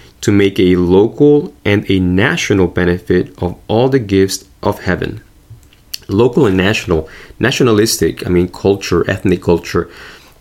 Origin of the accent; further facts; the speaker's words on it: Argentina; moved away; I grew up in Argentina